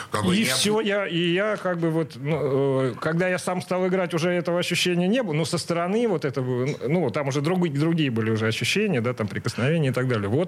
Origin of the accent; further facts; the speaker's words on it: Saint Petersburg, Russia; Я родился на Суворовском, насколько я